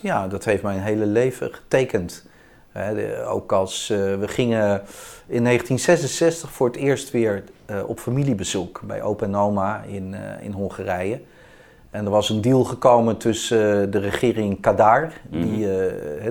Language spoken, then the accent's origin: Dutch; Utrecht, Netherlands; ben ik in Utrecht geboren en getogen.